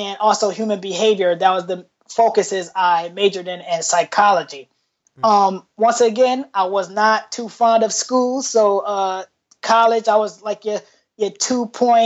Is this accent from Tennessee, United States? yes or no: no; Rochester, New York, United States; moved away as an adult; now in Portland, United States; I am from Rochester, New York. I went to School of the Arts.